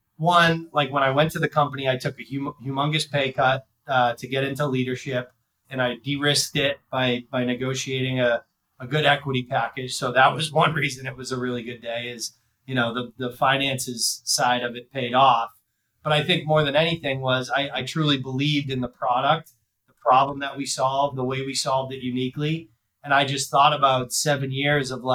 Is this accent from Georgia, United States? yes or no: no; Worcester, Massachusetts, United States; I grew up in the Worcester, Massachusetts area. So like going to play at my hometown Division I school